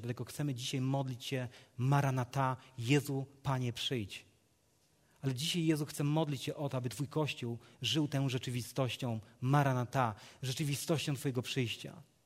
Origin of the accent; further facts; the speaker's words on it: Legnica, Lower Silesian Voivodeship, Poland; z Legnicy, skąd pochodzę